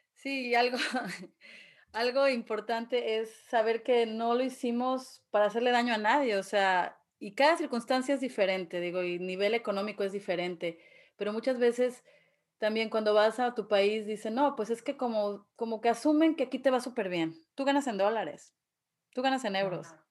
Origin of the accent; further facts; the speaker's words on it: Mexico; now in Dallas, United States; quiero regresar a mi país. Y de verdad que siempre estoy orgullosa de México